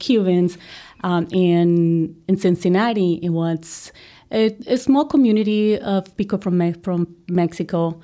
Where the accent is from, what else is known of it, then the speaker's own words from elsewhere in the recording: Colombia; English is a second language; moved away as an adult; now in United States; I am a girl from Colombia